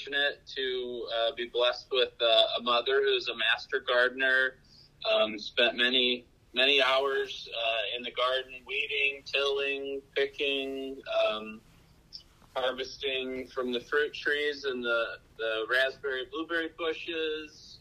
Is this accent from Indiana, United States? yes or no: yes; Hobart, Indiana, United States; moved away as an adult; now in Hamilton County, Indiana, United States; I'm a Hoosier through and through. I grew up in Northwest Indiana in the city of Hobart.